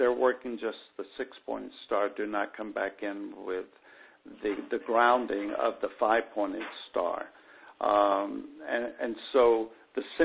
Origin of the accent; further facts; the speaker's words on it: the South, United States; when I was growing up in the South